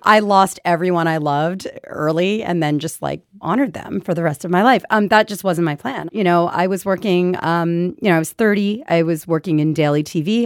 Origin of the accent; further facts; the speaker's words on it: Philadelphia, Pennsylvania, United States; moved away as an adult; also born or lived in New York City; Philadelphia, where, where, that's my hometown